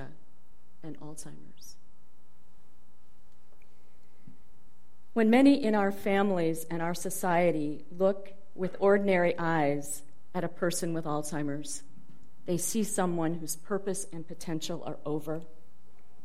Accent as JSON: {"language": "English", "town": "Dubuque", "region": "Iowa", "country": "United States", "tie": "born or raised there", "also_born_or_lived": "Boston", "moved": "yes", "said": "my hometown of Dubuque, Iowa"}